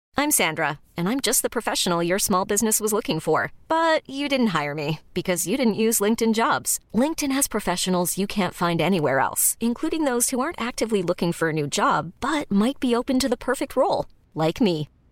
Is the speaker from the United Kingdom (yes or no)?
yes; United Kingdom; One thing I notice as a Brit